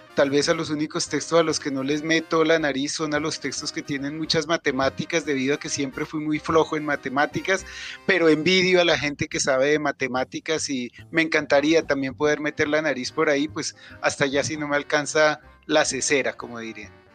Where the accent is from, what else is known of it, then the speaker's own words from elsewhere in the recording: Bogotá, Colombia; Ellos emigraron desde Nariño aquí a Bogotá y yo nací en Bogotá.